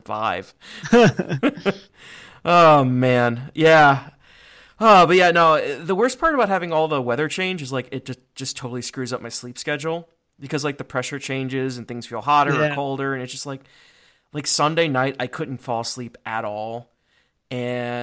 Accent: Cleveland, Ohio, United States; moved away; also born or lived in Richmond, Virginia; I'm from Cleveland

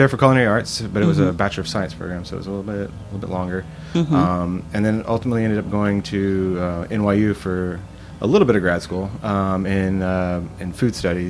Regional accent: Brazil; also born or lived in Mississippi; Technically, I was born in Mississippi, but I was raised kind of, for the most part, in Brazil. My parents were missionaries, and so when I was 10, we moved down to Brazil.

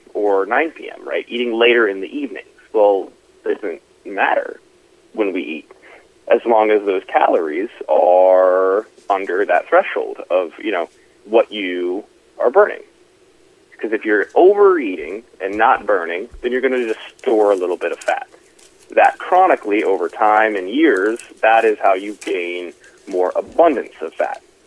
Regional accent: Dayton, Ohio, United States; moved away as an adult; also born or lived in Cincinnati, Ohio; now in Dallas, United States; born and raised though in, in Dayton, Ohio

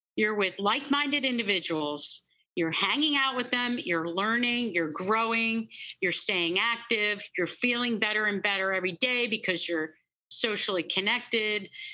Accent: Pennsylvania, United States; born and raised in Pennsylvania

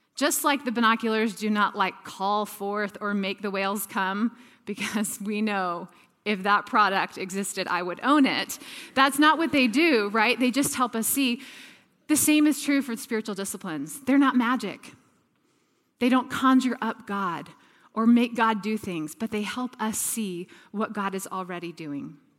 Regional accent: Atlanta, Georgia, United States; moved away as an adult; also born or lived in Texas; now in San Diego, United States; I grew up in the deep south in Atlanta, Georgia

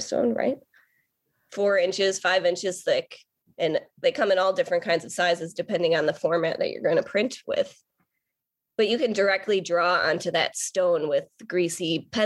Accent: Port Washington, Wisconsin, United States; I grew up in Port Washington, Wisconsin

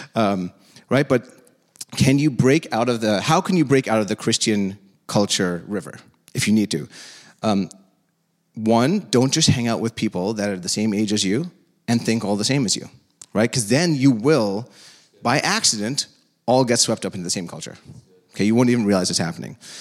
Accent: India; now in United States; I'm from India.

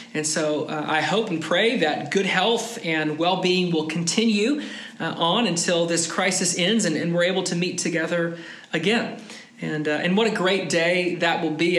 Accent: United States; moved away as an adult; now in Europe; an American living in Europe

